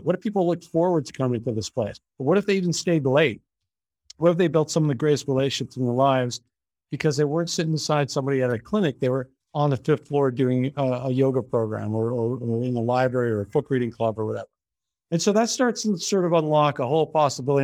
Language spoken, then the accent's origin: English; Canada; now in United States; I'm Canadian